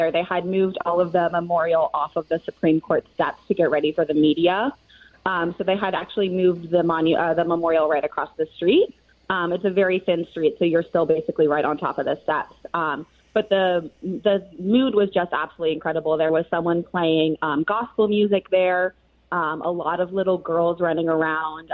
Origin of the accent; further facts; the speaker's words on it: California, United States; now in Washington, D.C., United States; I'm from California.